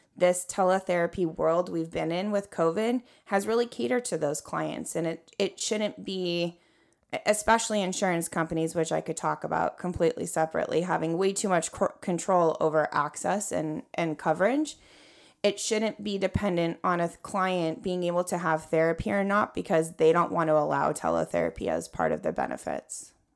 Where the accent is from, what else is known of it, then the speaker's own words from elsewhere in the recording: California, United States; born and raised in California